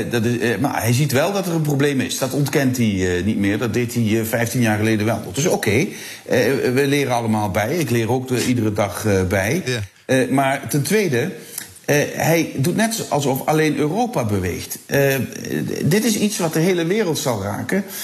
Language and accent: Dutch; Heerlen, Limburg, Netherlands; Als ik aan mijn eigen regio eh, denk. Eh, ja, uh, Heerlen, Kerkrade, Brunsum